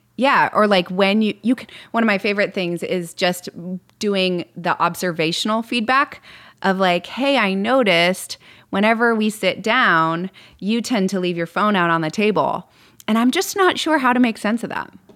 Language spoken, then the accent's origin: English; Midwest, United States; moved away; I grew up in the Midwest